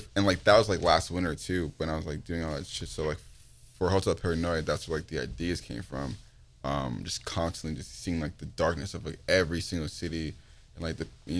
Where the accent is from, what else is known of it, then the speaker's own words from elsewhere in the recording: Toronto, Ontario, Canada; I'm from Toronto, but I'm also a dual citizen